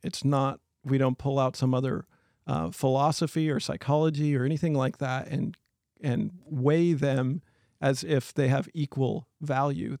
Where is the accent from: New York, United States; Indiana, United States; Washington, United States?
Washington, United States; Chewelah; I grew up in Cholula, Washington